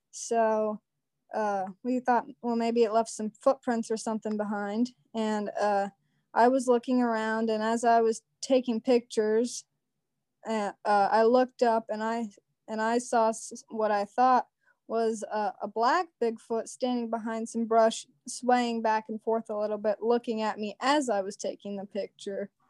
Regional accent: Southeastern Ohio, United States; I'm also from Southeastern Ohio.

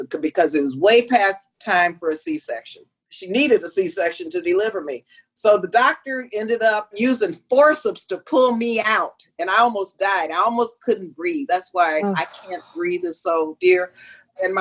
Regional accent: El Paso, Texas, United States; also born or lived in California; I'm from El Paso, Texas

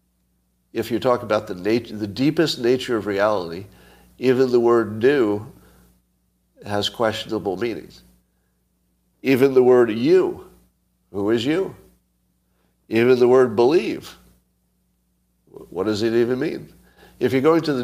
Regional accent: United States; I'm American

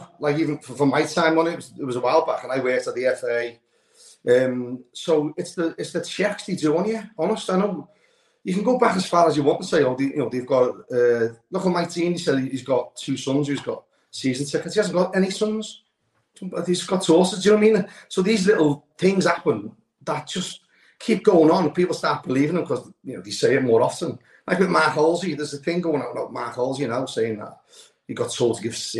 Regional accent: Liverpool, North West England, United Kingdom; moved away; I don't live in Liverpool now, but born and bred in Anfield, most of my family still live there.

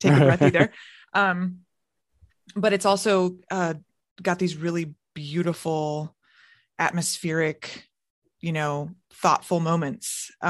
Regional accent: Orlando, Florida, United States; I'm from Orlando

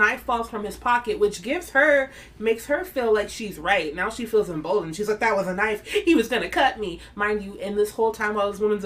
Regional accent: Chicago, Illinois, United States; as a Chicagoan, like a born Chicago kid

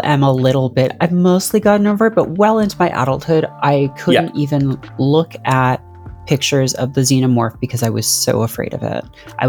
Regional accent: around Toronto, Ontario, Canada; I grew up around Toronto.

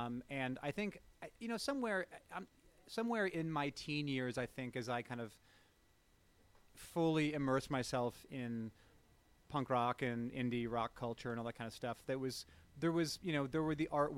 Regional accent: Bremerton, Washington, United States; Well, I grew up in Bremerton, Washington, across the water. And my dad was in the Navy and they moved out here in the mid-70s and kind of decided that they were going to stay.

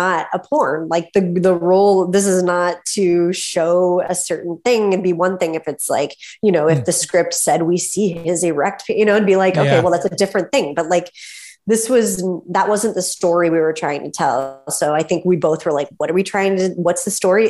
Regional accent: Topeka, Kansas, United States; moved away as an adult; now in Brooklyn, New York, United States; I grew up in Kansas.

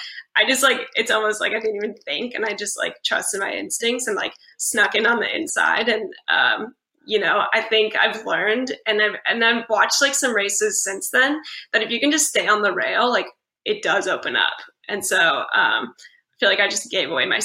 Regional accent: California, United States; also born or lived in Fayetteville, Arkansas; I'm from California.

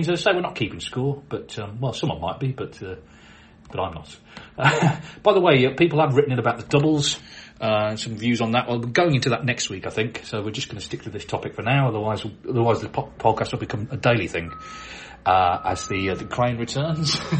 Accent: London, United Kingdom; now in Guatemala; When I was a boy growing up in London, I used to love watching snooker on TV

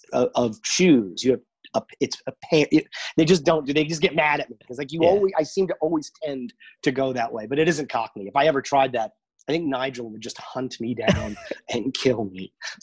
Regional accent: Manhattan, New York, United States; Well, I'm lucky that I'm in upstate New York. I'm born and raised in Manhattan, and I can't imagine what it must be like.

